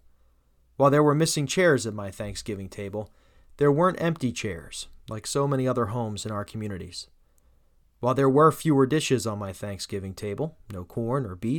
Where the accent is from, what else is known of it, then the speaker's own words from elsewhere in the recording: New Jersey, United States; Born and raised in South Jersey